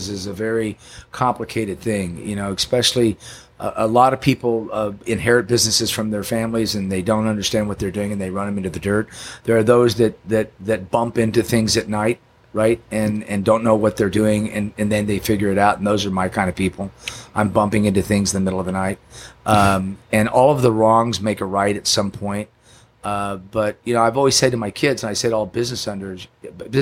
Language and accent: English; Yukon, Oklahoma, United States; now in San Diego, United States; I grew up in Oklahoma City in Yukon, Oklahoma